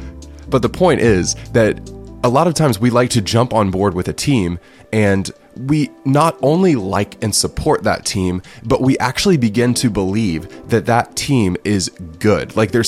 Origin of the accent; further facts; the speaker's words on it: South Carolina, United States; And in South Carolina, where I mostly grew up, we don't really have a professional football team.